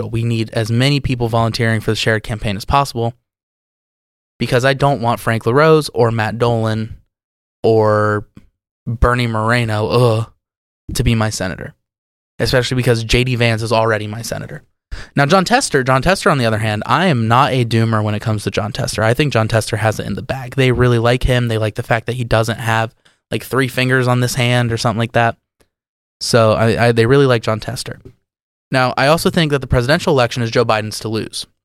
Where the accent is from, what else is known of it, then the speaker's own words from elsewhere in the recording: United Kingdom; Especially because conservative policies have failed us as British people, as as voters in the UK.